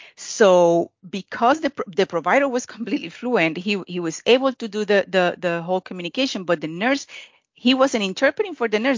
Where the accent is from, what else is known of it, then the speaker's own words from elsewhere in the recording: Puerto Rico; I'm from Puerto Rico